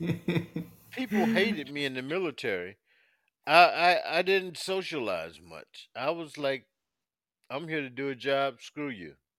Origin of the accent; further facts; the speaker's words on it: South Carolina, United States; now in Virginia, United States; leaving my adopted town of Virginia, going back to my hometown of South Carolina